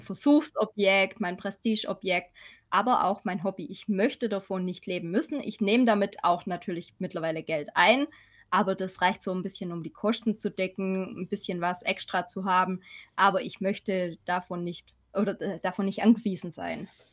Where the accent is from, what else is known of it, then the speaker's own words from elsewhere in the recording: Swabia, about 40 km from Ulm, Baden-Württemberg, Germany; accent: Swabian; komme aus dem Schwabenländle, wie man vielleicht hört. Ein bisschen. Circa 40 Kilometer von Ulm